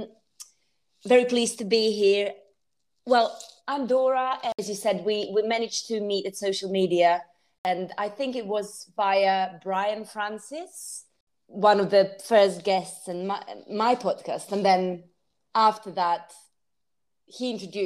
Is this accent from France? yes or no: no; Croatia; moved away as an adult; now in London, United Kingdom; I come from Croatia